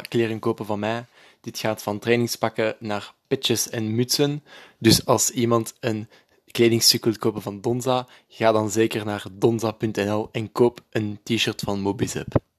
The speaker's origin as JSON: {"language": "Dutch", "town": "Breda", "region": "North Brabant", "country": "Netherlands", "tie": "born or raised there", "said": "ik ben geboren in Breda"}